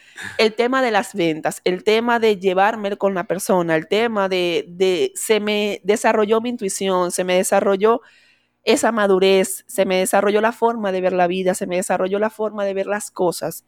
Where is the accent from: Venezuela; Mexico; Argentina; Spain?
Venezuela; moved away as an adult; now in Dominican Republic; soy una inmigrante venezolana